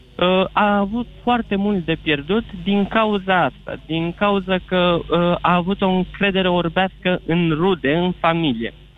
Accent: Bucharest, Romania; sunt din București, născut în București, jumătate iranian, jumătate român

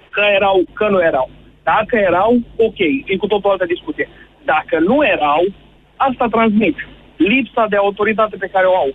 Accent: Drobeta-Turnu Severin, Mehedinți County, Romania; now in Timișoara, Romania; Eu sunt din Severin și fac Timișoara Severin foarte

